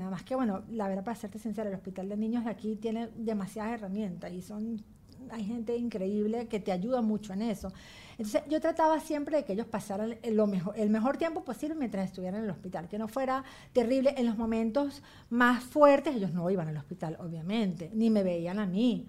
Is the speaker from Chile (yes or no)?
no; Venezuela; moved away as an adult; also born or lived in Ohio, United States; now in United States; yo jamás me voy a ir de Venezuela, yo voy y vengo porque yo de Venezuela no me voy nunca